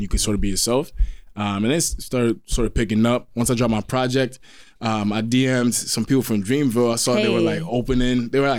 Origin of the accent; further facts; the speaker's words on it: Newark, New York, United States; So, I mean, I'm an artist from Newark, New York.